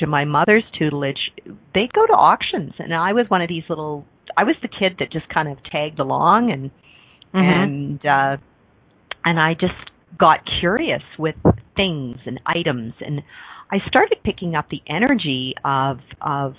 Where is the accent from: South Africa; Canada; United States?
Canada; Mississauga, Ontario; also born or lived in Toronto; I was born in Toronto, Ontario, Canada, and grew up outside of Toronto. It used to be the country. It was called Mississauga